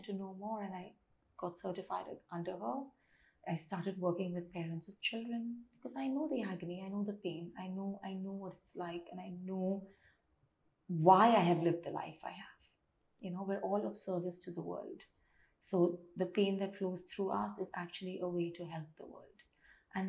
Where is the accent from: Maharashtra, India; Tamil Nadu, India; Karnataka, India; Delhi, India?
Tamil Nadu, India; I'm South Indian and Tamilian